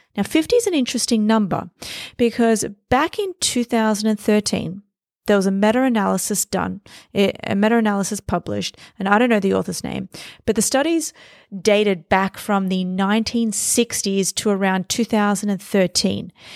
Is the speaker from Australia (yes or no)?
yes; Australia; now in New York City, United States; I was born and raised in Australia. I moved to New York City.